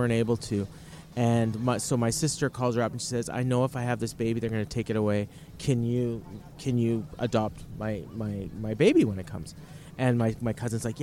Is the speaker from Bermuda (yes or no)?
no; Winnipeg, Manitoba, Canada; Winnipeg, Manitoba, Canada